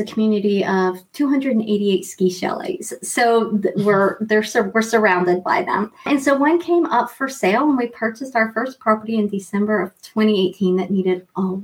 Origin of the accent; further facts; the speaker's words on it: East Coast of the U.S., United States; moved away as an adult; also born or lived in Montreal, Quebec / Vancouver; now in Quebec, Canada; I grew up on the East Coast in the U.S.